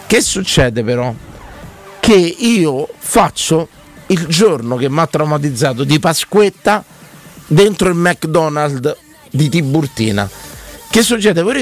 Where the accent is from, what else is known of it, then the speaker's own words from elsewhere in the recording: Naples, Campania, Italy; sono napoletano